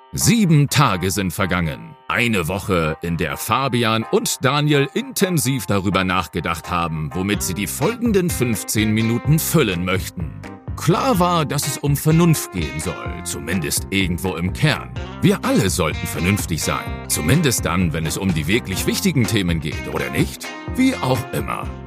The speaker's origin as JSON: {"language": "German", "country": "Germany", "said": "wir Deutschen"}